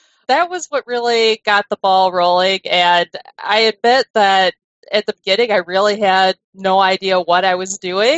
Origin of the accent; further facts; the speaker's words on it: United States; being American